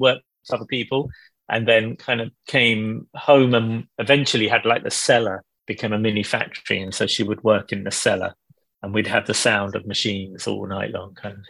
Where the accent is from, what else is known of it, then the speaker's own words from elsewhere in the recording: London, United Kingdom; I grew up in Stamford Hill and Stoke Newington, were the two places that I went to school and lived in. Stamford Hill, they're right next to each other, like a mile apart.